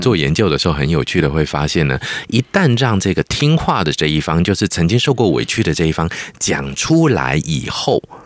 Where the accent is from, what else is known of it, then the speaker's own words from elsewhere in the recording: Taiwan; 虽然我是台湾出生、台湾长大和台湾是我的母亲，但是我的文化根底的确有来自中国的嗯。非常多的部分